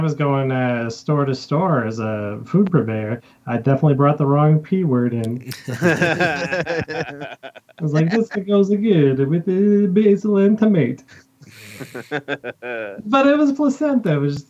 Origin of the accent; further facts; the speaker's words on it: Missouri, United States; I'm from Missouri.